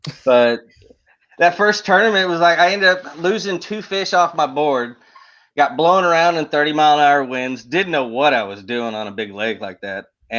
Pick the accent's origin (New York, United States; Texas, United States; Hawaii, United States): Texas, United States; East; moved away as an adult; also born or lived in Louisiana; once I got out of the military, traveled around for a while, settled back in East Texas 12 years ago